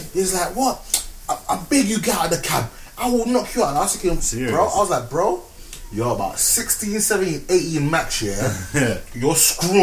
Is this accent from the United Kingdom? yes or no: yes; Croydon, London, United Kingdom; also born or lived in Ghana; I'm from Croydon, innit? I'm from Norbury